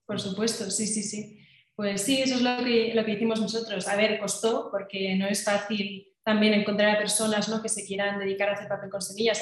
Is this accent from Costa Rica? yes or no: no; Catalonia, Spain; now in Madrid, Spain; yo como soy catalana, pues cuando iba a Cataluña